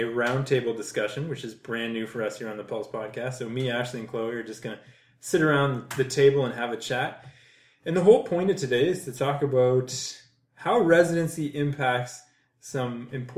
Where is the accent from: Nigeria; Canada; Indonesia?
Canada; Ontario; moved away as an adult; now in Vancouver, Canada; I'm from Ontario